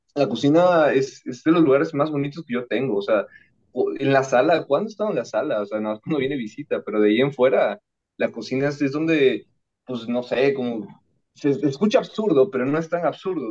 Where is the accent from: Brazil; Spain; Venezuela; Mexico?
Mexico; Veracruz; yo soy de Veracruz